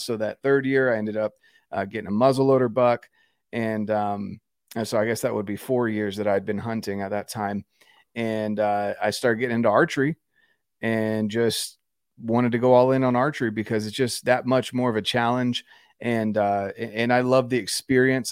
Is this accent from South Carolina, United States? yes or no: no; North Carolina, United States; moved away as an adult; I'm from North Carolina originally, Um, and we're on the verge of moving back home.